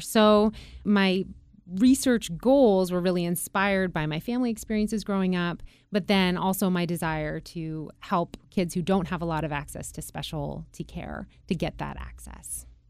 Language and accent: English; Juneau, Alaska, United States; I was born and raised in Alaska, and I was born and raised in a town that had no roads out. So the only way that you could get to Juneau